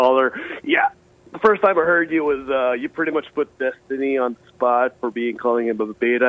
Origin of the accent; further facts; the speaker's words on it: Philippines; now in Texas, United States; I'm an immigrant. I'm Filipino and married to a lovely Texas woman. So right now I'm here in Texas.